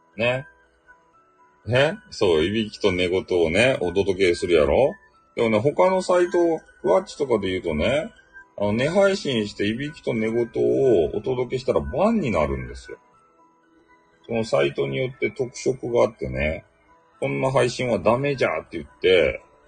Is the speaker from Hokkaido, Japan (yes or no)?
no; Hakata, Fukuoka, Japan; accent: Hakata dialect; 俺の博多弁